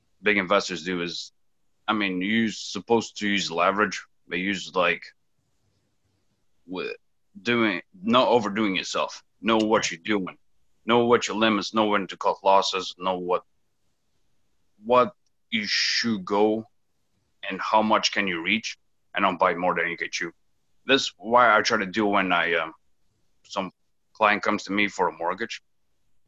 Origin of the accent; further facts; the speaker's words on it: São Miguel, Azores, Portugal; English is a second language; moved away as an adult; also born or lived in Coventry, Rhode Island, United States; now in Cranston, United States; I'm from St. Michael, Azores